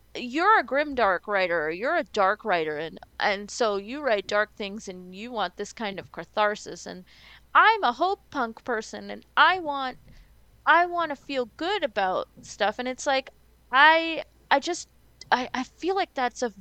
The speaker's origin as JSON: {"language": "English", "country": "Trinidad & Tobago", "said": "it feels like I'm Trinidadian"}